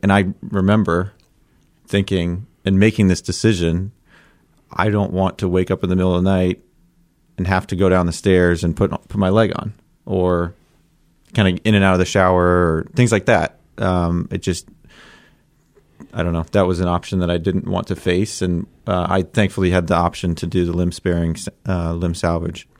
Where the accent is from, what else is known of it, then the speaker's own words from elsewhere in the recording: Columbus, Ohio, United States; I grew up in Columbus, so I'm a diehard Buckeye